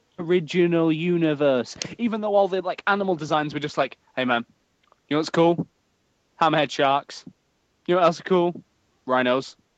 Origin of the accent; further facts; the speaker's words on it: England, United Kingdom; accent: English; I already have an English accent.